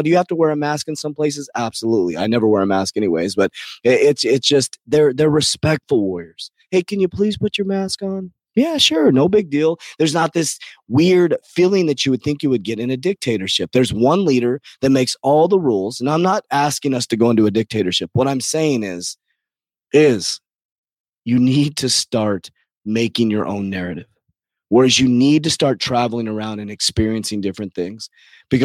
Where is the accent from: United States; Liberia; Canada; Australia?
United States; I love America. I was born in America. I'm an American.